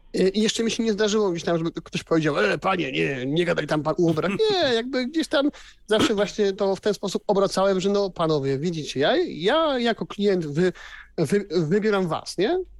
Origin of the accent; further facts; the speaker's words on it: Silesian Voivodeship, Poland; u mnie na Śląsku, no jednak wiecie, no to aglomeracja